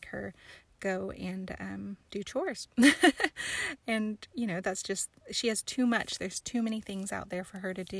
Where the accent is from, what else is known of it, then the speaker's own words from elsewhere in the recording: High Springs, Florida, United States; also born or lived in New Mexico; I was born in New Mexico, but I grew up in Florida. So north central Florida, in the middle of the state, swampland, not really, like near Gainesville, where the Gators are from, and a place called High Springs